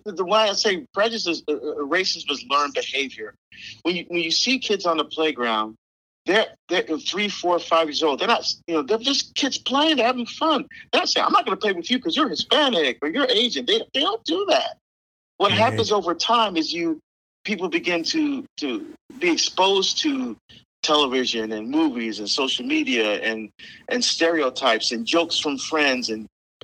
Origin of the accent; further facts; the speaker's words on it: Barbados; moved away; I was born in Barbados. I love my Caribbean heritage. I love my food and my culture. I still speak our dialect.